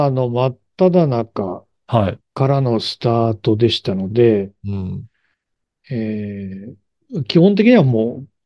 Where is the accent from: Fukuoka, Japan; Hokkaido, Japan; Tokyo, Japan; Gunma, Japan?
Hokkaido, Japan; Sapporo; 私は札幌生まれ、札幌出身、えー、今も札幌におりま